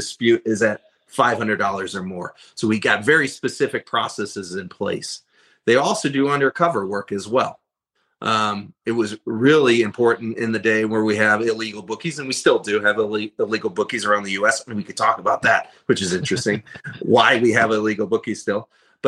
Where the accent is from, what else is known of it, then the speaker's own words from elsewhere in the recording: Detroit, Michigan, United States; now in Nevada, United States; growing up in Detroit